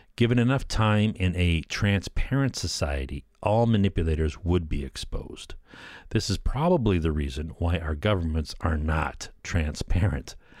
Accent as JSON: {"language": "English", "country": "Canada", "said": "I'm a Canadian"}